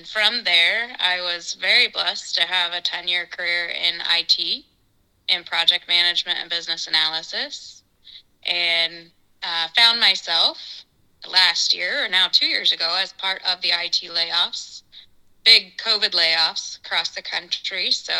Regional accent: Branson, Missouri, United States; also born or lived in California / Colorado; I grew up here in Missouri, graduated from Branson a lot of years ago. After that, I joined the Marine Corps, spent a few years there in California and Iraq. And after that, I went to school at Colorado State

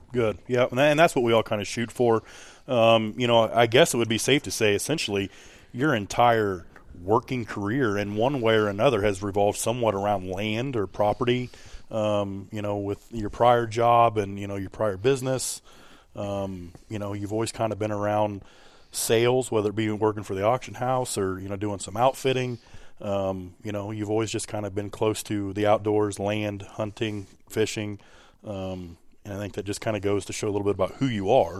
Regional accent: Hancock County, West Central Illinois, United States; I too come from Hancock County, uh, here in West Central Illinois

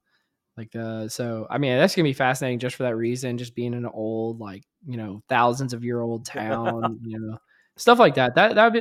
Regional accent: Louisiana, United States; because I had not spent amount of time on ice in my life growing up in Louisiana.

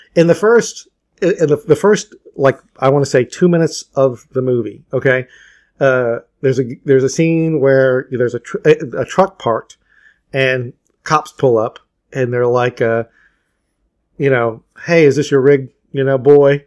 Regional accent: Atlanta, Georgia, United States; I grew up in Atlanta

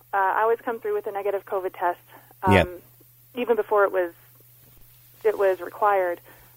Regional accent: United States; I am American.

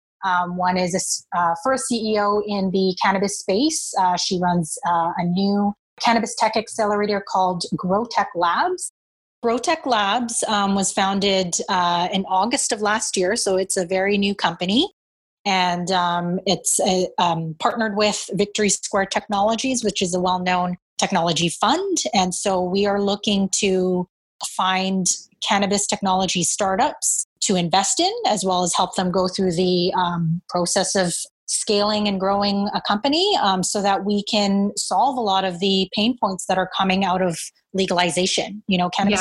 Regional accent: Vancouver, British Columbia, Canada; also born or lived in Montreal; I was born in Montreal, but my family moved very quickly after I was born to Vancouver, where my dad got a job here at West, and raised in East Vancouver

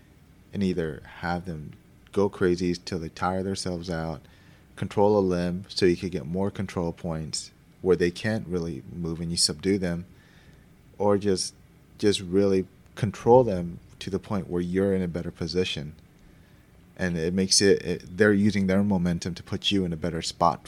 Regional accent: Philippines; And that's tough for me to say because I'm Filipino, but it's true.

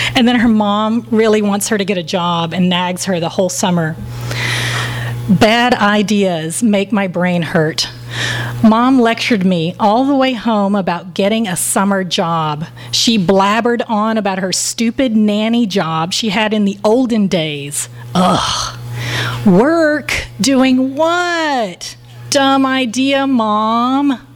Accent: Texas, United States; I am from Texas

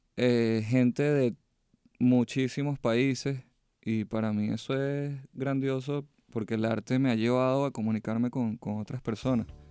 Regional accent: Venezuela; moved away as an adult; now in United States; mi país en alto de donde vengo

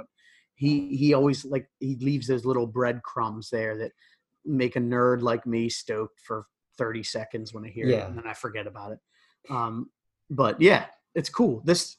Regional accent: Philadelphia area, Pennsylvania, United States; we're from the Philly area.

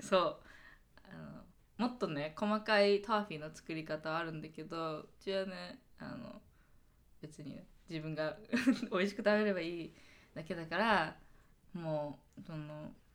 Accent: Seattle, Washington, United States; also born or lived in Japan; now in New York, United States; 私シアトル出身だし

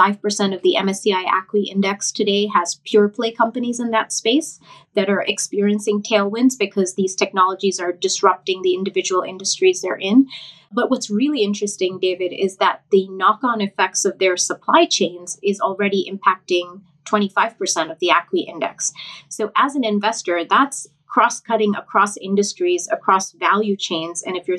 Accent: Thailand; moved away as an adult; also born or lived in India; now in United States; because I grew up in Thailand and India, half and half. And then I came to the US for my undergraduate degree.

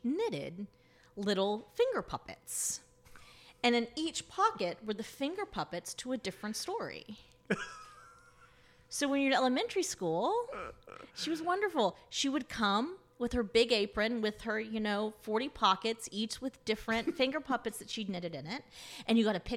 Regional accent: Tallahassee, Florida, United States; also born or lived in San Diego, United States; now in Philadelphia, United States; I grew up in right outside Tallahassee, Florida. So in rural North Florida

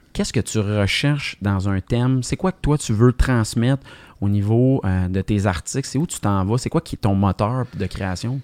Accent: Montreal, Quebec, Canada; j'ai grandi dans l'Est de Montréal

